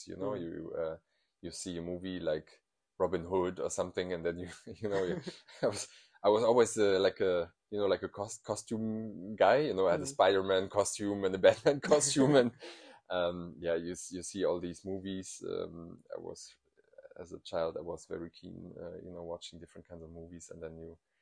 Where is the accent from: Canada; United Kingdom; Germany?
Germany; Eifel, North Rhine-Westphalia; English is a second language; moved away as an adult; also born or lived in Cologne / Bonn; I was born and raised in the Eifel